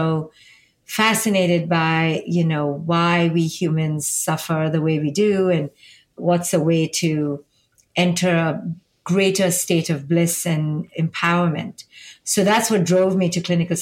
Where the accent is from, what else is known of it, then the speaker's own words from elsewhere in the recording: India; now in United States; I'm from India and I live here in America